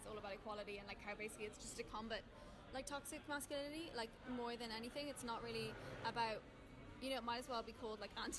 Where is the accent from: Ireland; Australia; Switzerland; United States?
Ireland; Dublin, Leinster